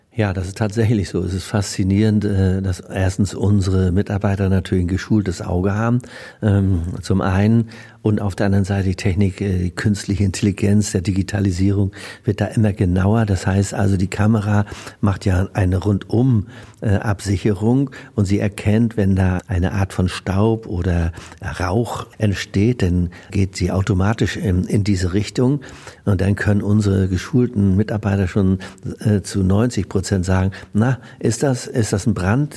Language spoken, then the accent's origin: German; Neuhaus, Germany; Ich habe ja meine Karriere als äh, Jugendlicher tatsächlich auch in der Feuerwehr in Neuhaus begonnen